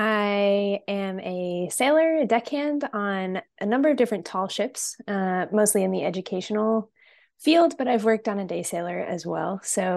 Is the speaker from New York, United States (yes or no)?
no; Connecticut, United States; So I am from Central Connecticut, not super close to the water, but the beach is about an hour away. But I grew up sailing.